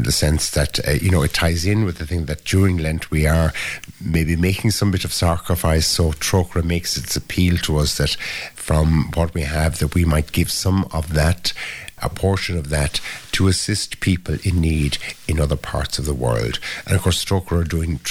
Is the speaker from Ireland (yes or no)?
yes; Ireland